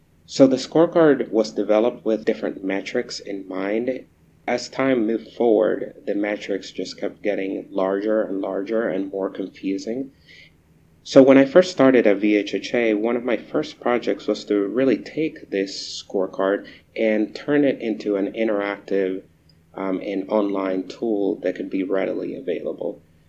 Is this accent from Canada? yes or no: no; Caracas, Capital District, Venezuela; also born or lived in Eastern Shore, Virginia, United States; So I grew up in two places. I grew up in Caracas, Venezuela, and on the eastern shore of Virginia. That's where I graduated from high school